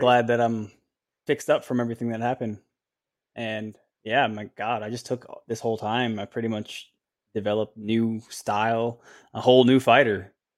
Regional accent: Orlando, Florida, United States; right in my hometown

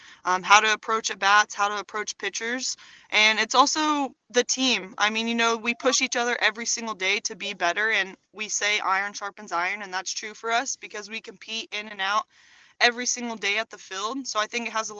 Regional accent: Chickasha, Oklahoma, United States; represent Chickasha

